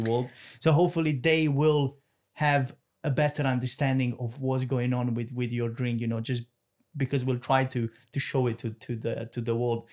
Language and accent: English; Romania; moved away; I'm from Romania